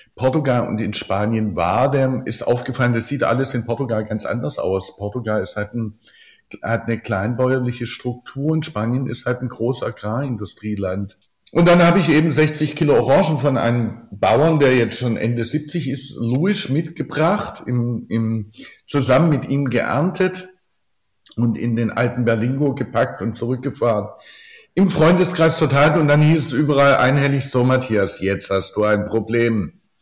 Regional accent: Oberndorf am Neckar, Baden-Württemberg, Germany; meinem Geburtsort Oberndorf am Neckar

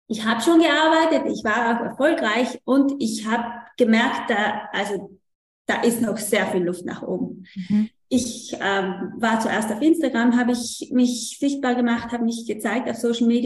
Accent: Trentino-Alto Adige, Italy; Ich komme aus Südtirol

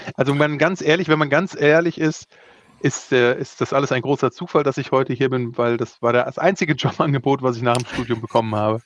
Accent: Offenbach, Hesse, Germany; also born or lived in Rodgau; geboren bin ich in Offenbach

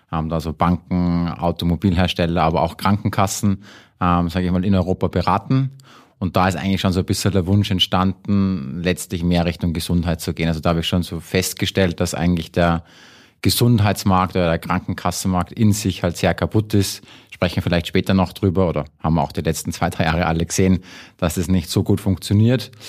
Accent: Salzburg, Austria; moved away; ursprünglich aus Salzburg, äh, war lange Zeit weg. Das heißt, in Deutschland sagen sie immer, ich bin ein Ösi und in Österreich glauben sie immer, ich bin ein Deutscher.

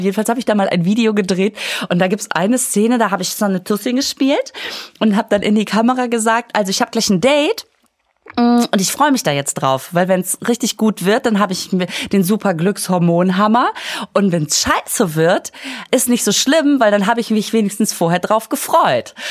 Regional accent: Münster, North Rhine-Westphalia, Germany; ich komme aus Münster

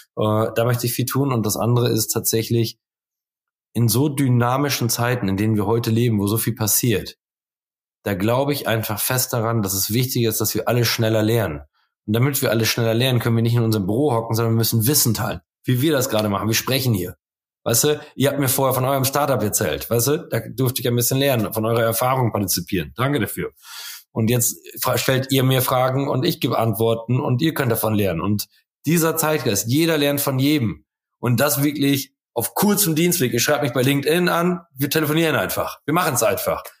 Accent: Holtwick, North Rhine-Westphalia, Germany; now in Coesfeld, Germany; ich wohne zwar jetzt in Coesfeld, aber ich bin in Holtwig aufgewachsen. Ganz toller Ort mit 3500 Seelen.

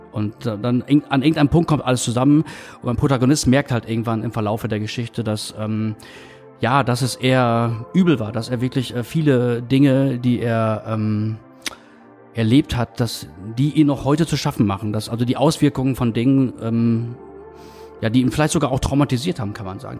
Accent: Münsterland, North Rhine-Westphalia, Germany; moved away; ich komme halt aus dem Münsterland

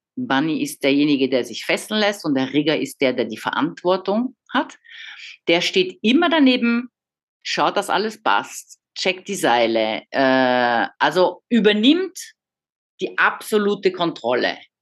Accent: Paris, Île-de-France, France; moved away as an adult; also born or lived in Frankfurt / Vienna / Munich; now in Baden-Württemberg, Germany; Ich bin in Paris geboren, aufgewachsen, 20 Jahre in Paris

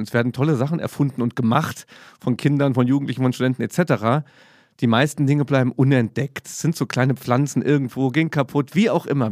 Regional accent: Saarbrücken, Saarland, Germany; als ich in Saarbrücken dann auf der Schule war

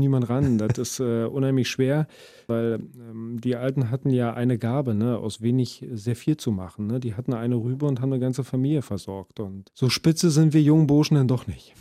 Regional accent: Brandenburg, Germany; grundsätzlich Brandenburger bin ich ja

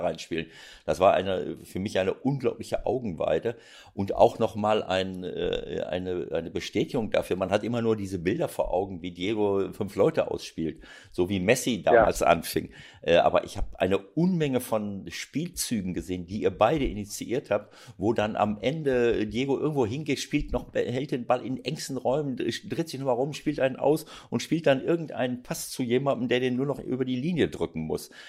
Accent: Germany; bei uns in Deutschland

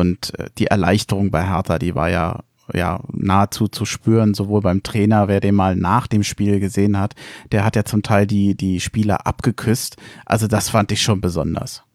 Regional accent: Berlin, Germany; moved away as an adult; now in Frankfurt am Main, Germany; Ich komme ursprünglich aus Berlin-Reinickendorf. Mich hat es vor mittlerweile 13 Jahren aus beruflichen Gründen nach Frankfurt am Main verschlagen.

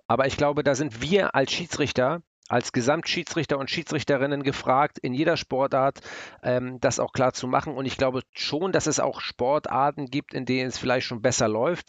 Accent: Hamburg, Germany; ich bin ja Hamburger

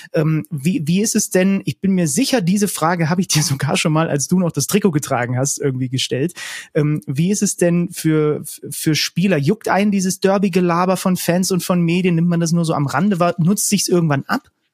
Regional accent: Zwickau, Saxony, Germany; also born or lived in Reinsdorf; Zwickau, geboren in Zwickau

